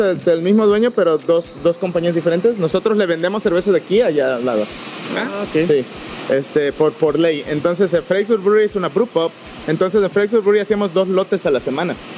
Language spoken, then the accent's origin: Spanish; Veracruz, Mexico; moved away as an adult; now in Fredericksburg, United States; cuando me moví de, de, Veracruz, de mi pueblo natal, este, para aquí, el estado de Texas